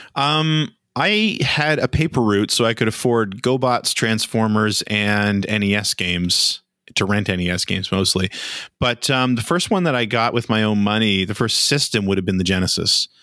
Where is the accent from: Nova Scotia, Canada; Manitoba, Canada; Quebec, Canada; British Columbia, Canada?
Nova Scotia, Canada; where I was from, uh, which is in Nova Scotia, you didn't have a whole lot of opportunities